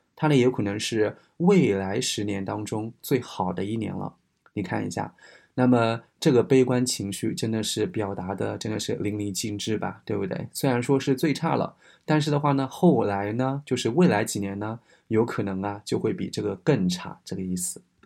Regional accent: China; ofo 的话呢，我们中国人都知道

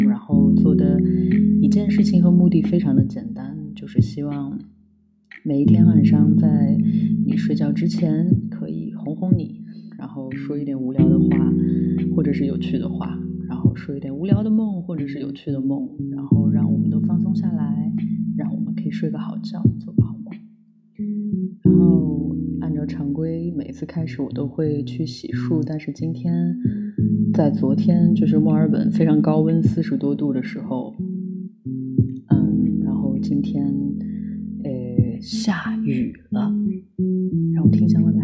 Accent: Lanzhou, Gansu, China; 我们兰州那里这样叫

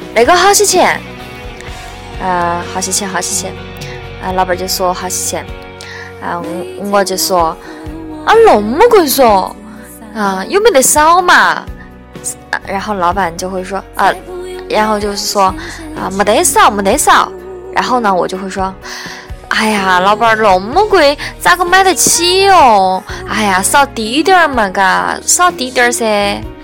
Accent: Qingdao, Shandong, China; moved away; also born or lived in Sichuan; 我们青岛话里面，啊，我虽然不怎么说青岛话，但是我还是，我还是会说在，嗯，比如说跟爷爷他们还是有的时候会说家乡话

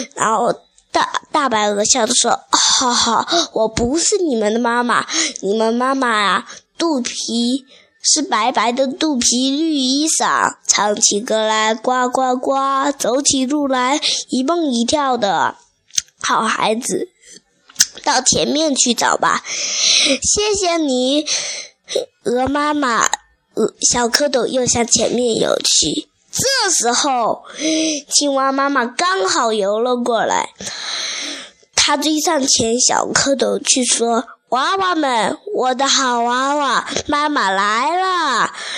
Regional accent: Xiamen, Fujian, China; 我来自福建厦门的

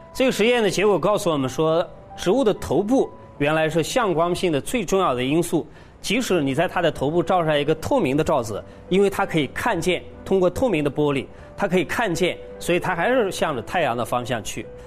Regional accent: China; 我们中国人的哲学

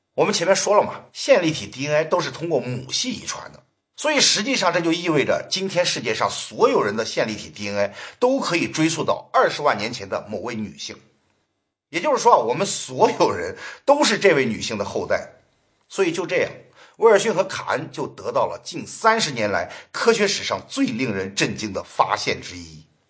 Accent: China; 我们中国人最喜欢讲究寻根问祖

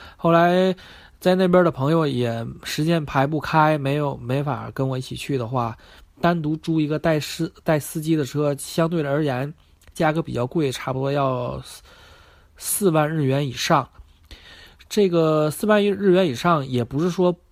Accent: China; 我是一个中国人

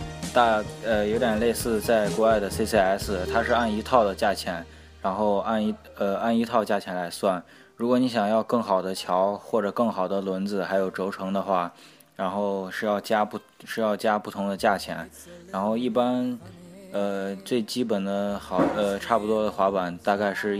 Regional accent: Xi'an, Shaanxi, China; also born or lived in Hong Kong; 我是香港的，然后在西安长大的，

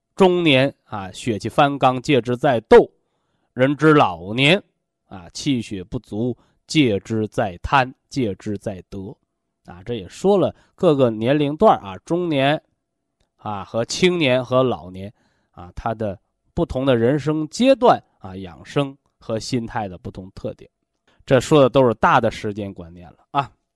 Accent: China; 我们身为中国人，我们活得是非常幸福的啊

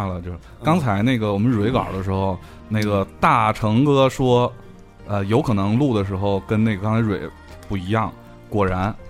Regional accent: Tianjin, China; 我作为一个天津人，我用的都是红棉吉他。

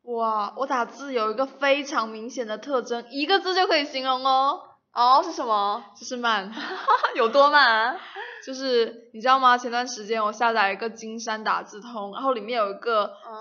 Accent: China; 我们中国人

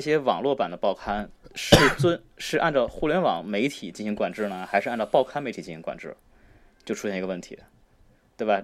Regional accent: China; 作为中国人

